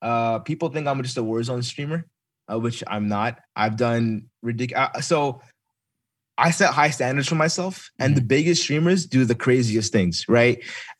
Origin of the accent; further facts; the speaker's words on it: Dayton, Ohio, United States; I'm from Dayton, Ohio.